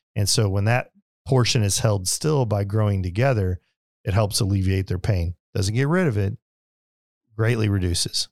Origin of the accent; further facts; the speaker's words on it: Springfield, Missouri, United States; moved away; also born or lived in Las Vegas / Detroit / Branson; I grew up in Springfield, Missouri